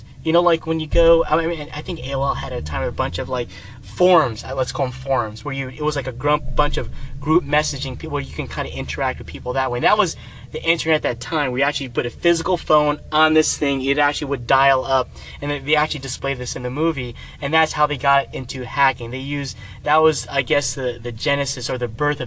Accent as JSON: {"language": "English", "region": "New Jersey", "country": "United States", "said": "I'm from New Jersey, right? And my neighbor was a hacker"}